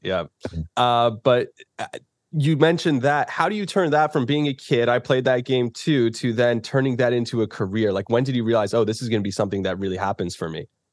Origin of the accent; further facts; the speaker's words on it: Bergen County, New Jersey, United States; I grew up in Bergen County